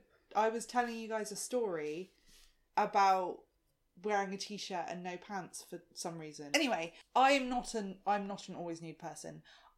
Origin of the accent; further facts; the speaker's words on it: South Africa; I'm South African